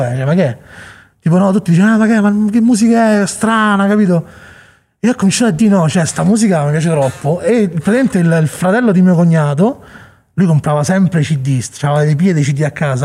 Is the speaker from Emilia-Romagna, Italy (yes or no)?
no; Monte Porzio Catone, Lazio, Italy; moved away as an adult; also born or lived in Chicago; noi siamo di Monteporzio